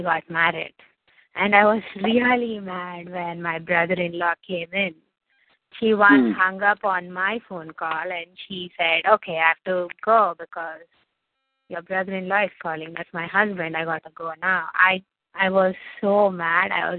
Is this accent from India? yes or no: yes; India; I'm from India